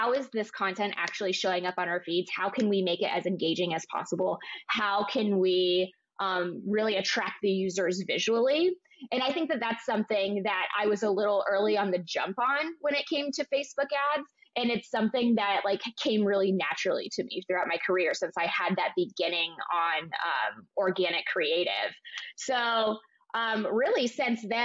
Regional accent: Ohio, United States; moved away; I'm from Ohio originally

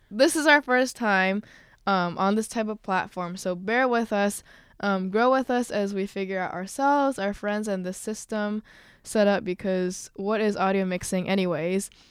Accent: suburb of Chicago, Illinois, United States; I'm from a suburb off of Chicago

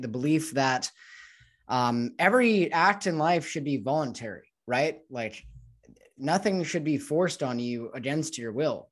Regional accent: United States; growing up in the United States

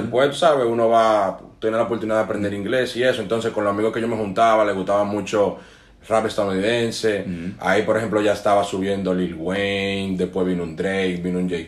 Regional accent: Dominican Republic; mientras crecí en Dominicana

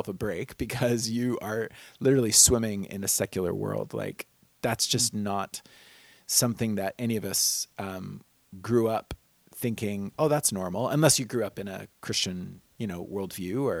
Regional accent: United States; as an American kid growing up

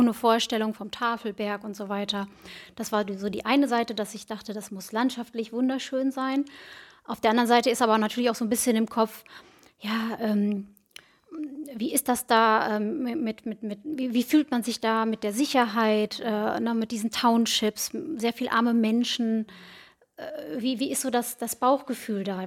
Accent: Bad Oeynhausen, North Rhine-Westphalia, Germany; now in Herford, Germany; Ich komme gebürtig aus Bad Oeynhausen, wohne aktuell in Herford mit meiner Familie zusammen.

